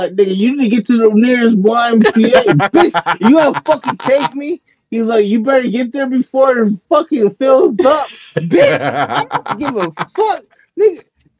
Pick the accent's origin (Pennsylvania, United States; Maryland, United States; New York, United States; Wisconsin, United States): New York, United States; New York City; now in Albany, United States; Mind you, I'm from Queens, New York. All right, Jamaica, Queens, New York.